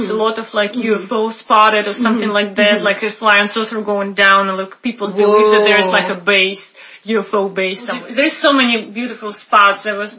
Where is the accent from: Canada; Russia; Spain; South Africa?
Russia; Irkutsk, Irkutsk Oblast; moved away; So I came from Siberia, right? From Irkutsk. It's a bigger city.